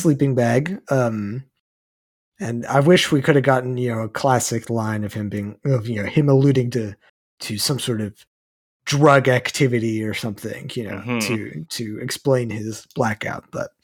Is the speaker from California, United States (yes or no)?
no; Texas, United States; we're both from Texas